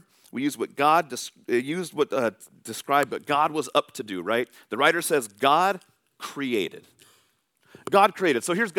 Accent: California, United States; I'm coming from California. I'm a Giants fan, but coming here, I was like, the Mariners are in a different division.

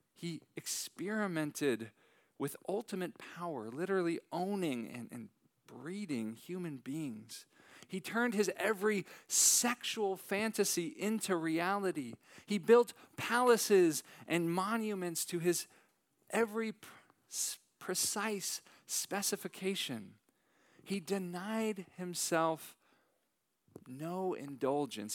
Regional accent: San Francisco Bay Area, Northern California, United States; moved away; I am originally from Northern California

